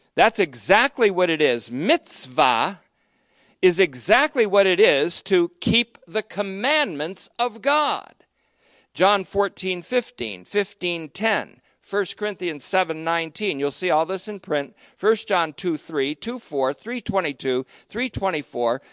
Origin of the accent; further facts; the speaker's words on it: United States; I speak as an American today